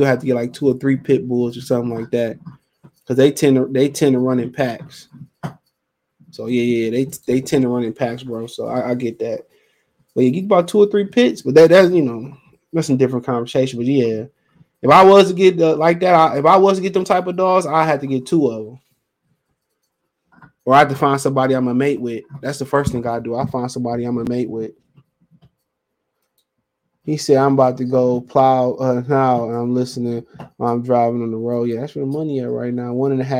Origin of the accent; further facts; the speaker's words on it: Nebraska, United States; I'm from Nebraska. Still can't get used to the cold.